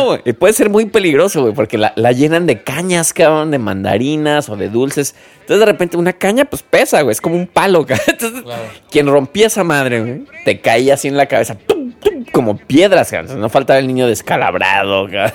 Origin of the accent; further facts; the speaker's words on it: Mexico; soy mexicano